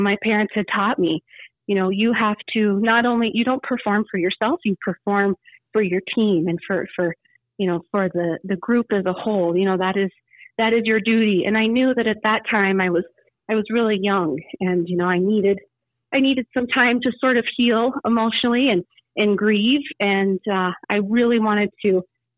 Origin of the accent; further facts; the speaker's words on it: Rapid City, South Dakota, United States; moved away as an adult; also born or lived in Colorado; growing up in Rapid City